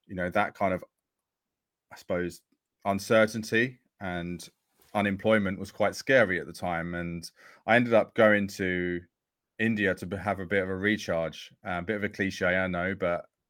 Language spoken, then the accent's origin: English; Essex, East of England, United Kingdom; I grew up in Essex